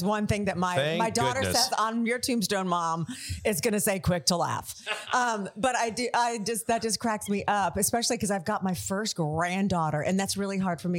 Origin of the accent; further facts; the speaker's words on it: Tampa, Florida, United States; moved away as an adult; now in Nashville, United States; I grew up in Tampa.